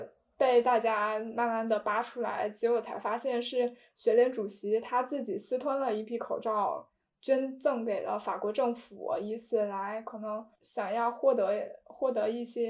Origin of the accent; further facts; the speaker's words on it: Hubei, China; moved away; 我当时就是身为一个湖北人